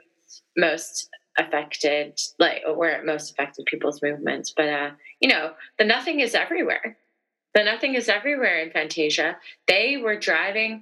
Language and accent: English; Central Valley, California, United States; now in London, United Kingdom; Certain parts of California, where I grew up in the Central Valley